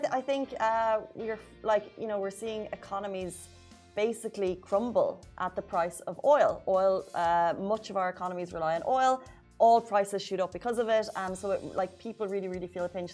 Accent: Ireland; now in UAE; I'm Irish

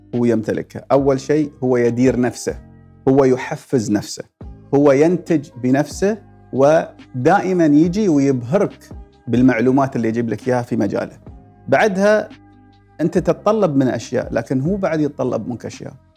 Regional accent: United Arab Emirates; وجبات الاماراتيه اللي ناكلها في البيت

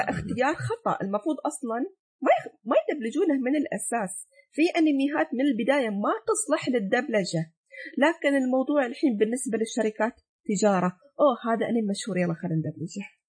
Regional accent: United Arab Emirates; انا الحين ك... كاماراتيه

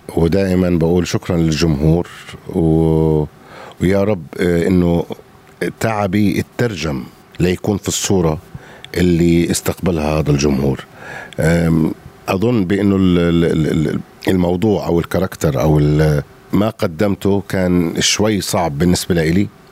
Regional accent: Jordan; انا اردني غوراني

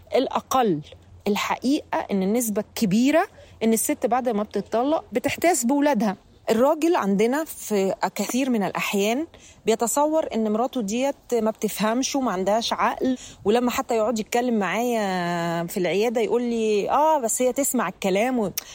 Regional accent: Egypt; احنا عندنا في مصر

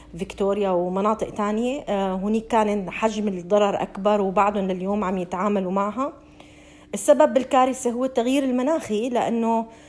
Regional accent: Syria; moved away as an adult; now in Australia; نحن كسوريين جينا على هي البلد لاجئين

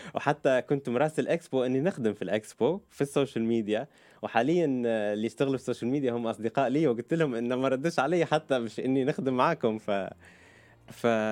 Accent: Libya; accent: Libyan; moved away as an adult; also born or lived in Virginia, United States / Lebanon / Turkey / United Kingdom; now in Dubai, United Arab Emirates; أنا خلقت بأمريكا بفرجينيا آه، بس أهلي عاشوا 17 سنة في أمريكا لما أنا خلقت بعد سنتين آه، قرروا أن يرجعوا على ليبيا عشت في ليبيا طفولتي

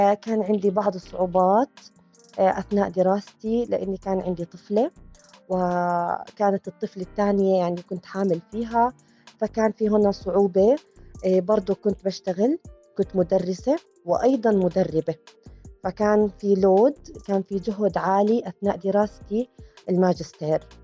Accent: Jordan; صارت عندنا بالأردن

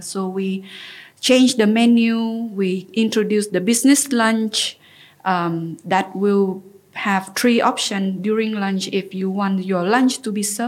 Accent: Ho Chi Minh City, Vietnam; moved away as an adult; also born or lived in Turkey / Paris; I grew up in Vietnam and Ho Chi Minh City

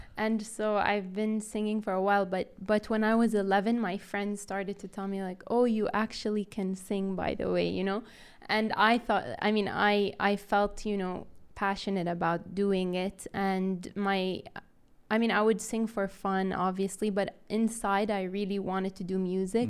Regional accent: Riyadh, Riyadh Province, Saudi Arabia; accent: Saudi; also born or lived in United States; I'm from Riyadh

